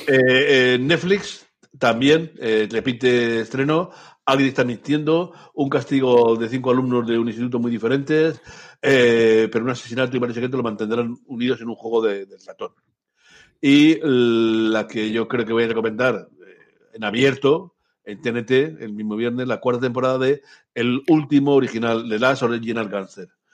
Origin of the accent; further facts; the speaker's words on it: Basque Country, Spain; como buen vasco que soy